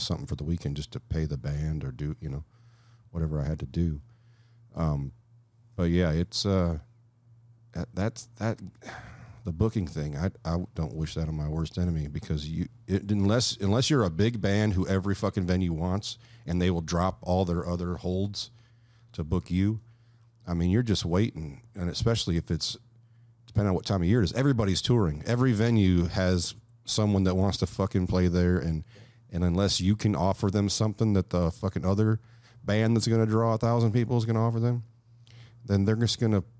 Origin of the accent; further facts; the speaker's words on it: Flint, Michigan, United States; I would see these bands come through Flint